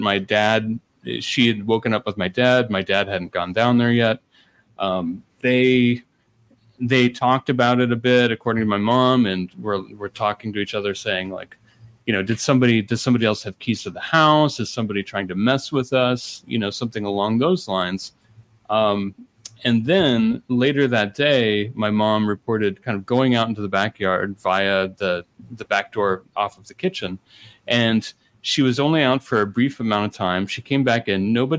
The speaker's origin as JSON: {"language": "English", "country": "United States", "tie": "born or raised there", "also_born_or_lived": "Ohio / Indiana", "said": "I grew up in Ohio, I grew up in Indiana"}